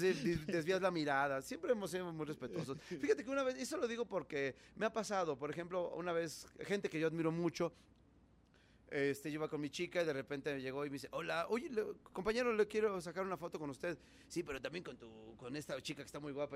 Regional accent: Mexico

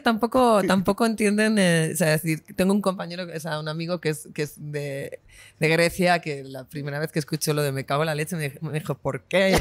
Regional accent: Spain; soy artista española

